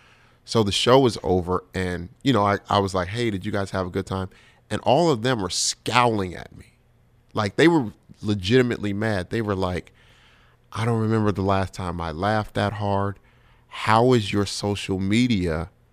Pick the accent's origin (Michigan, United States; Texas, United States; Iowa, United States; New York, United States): New York, United States; And me and my boy Marshall Brand are standing there like, we from New York.